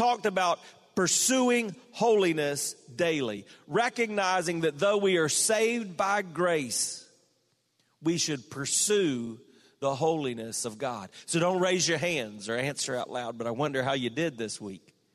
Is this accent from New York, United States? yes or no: no; South Carolina, United States; moved away; from my home state, the Clemson Tigers are now the national champions